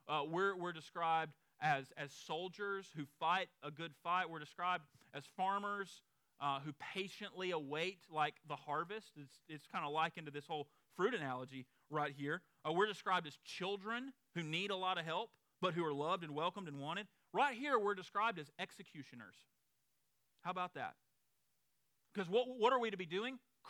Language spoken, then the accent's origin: English; the South, United States; those of us who are from the South